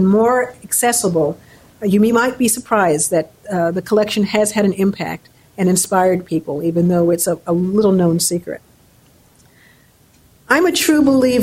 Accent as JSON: {"language": "English", "town": "New York City", "region": "New York", "country": "United States", "tie": "born or raised there", "said": "grew up in New York City with parents who were very encouraging"}